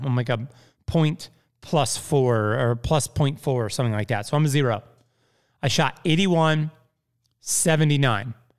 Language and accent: English; Plainfield, Indiana, United States; also born or lived in Evansville, Indiana; I'm from Plainfield, Indiana. Grew up playing Deer Creek Golf Club